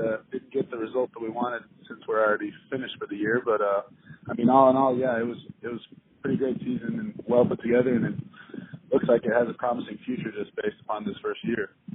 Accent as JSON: {"language": "English", "town": "Kansas City", "region": "Missouri", "country": "United States", "moved": "as an adult", "lives_now": "New Orleans, United States", "said": "I'm from Kansas City, Missouri"}